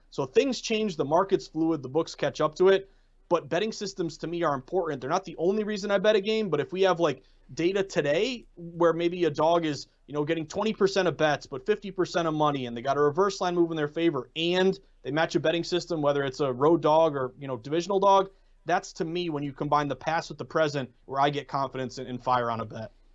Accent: New England, United States; I'm from New England

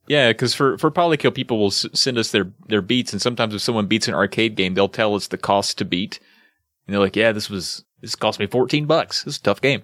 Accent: the South, Appalachia, United States; I guess I am a Southerner, but I think where I live regionally, we would consider ourselves more Appalachian

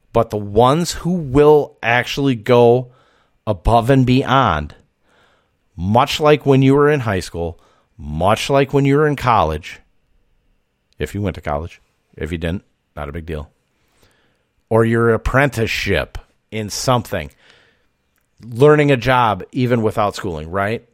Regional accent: Wisconsin, United States; accent: Wisconsin; my Wisconsin accent

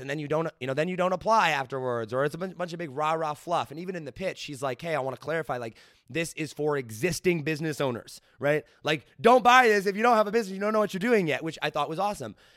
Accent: United States; I am American

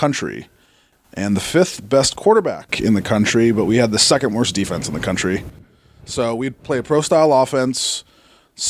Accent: Arizona, United States; moved away; also born or lived in Massachusetts; I'm from Arizona originally

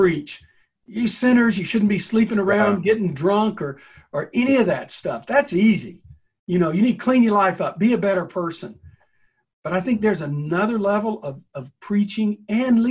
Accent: the South, United States; I'm a Southerner

